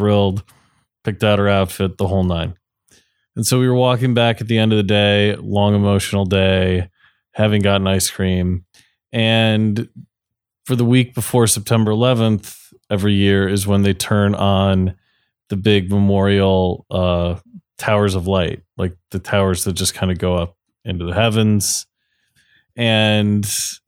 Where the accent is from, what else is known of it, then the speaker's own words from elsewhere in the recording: Ohio, United States; now in New York, United States; I grew up in Ohio